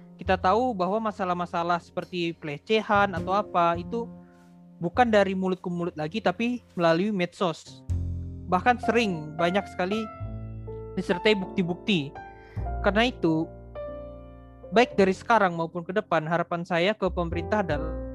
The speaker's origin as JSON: {"language": "Indonesian", "region": "Kalimantan", "country": "Indonesia", "said": "saya kan asal dari Kalimantan"}